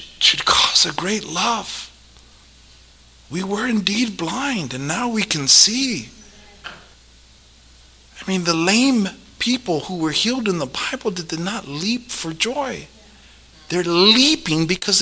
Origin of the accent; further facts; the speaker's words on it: South El Monte, California, United States; I grew up in South El Monte in Gangsterville